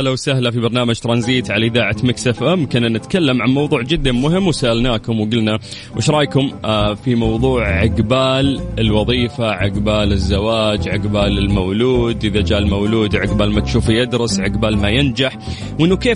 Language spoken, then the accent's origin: Arabic; Tabuk, Tabuk Province, Saudi Arabia; من تبوك